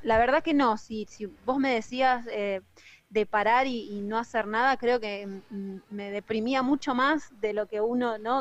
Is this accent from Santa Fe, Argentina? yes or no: yes; Rosario, Santa Fe, Argentina; also born or lived in Villa Gobernador Gálvez; yo arranqué en Villa Gobernador Galvez, que es una ciudad pegadita a Rosario. Eh, si bien soy rosarina, viví mucho tiempo ahí.